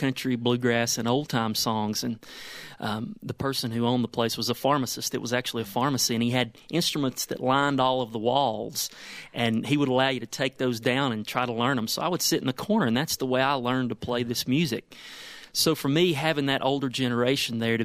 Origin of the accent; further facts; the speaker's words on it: United States; I'm cleaning up my accent really well right now so you can understand what I'm saying. But we got a lot of characters there in Madison County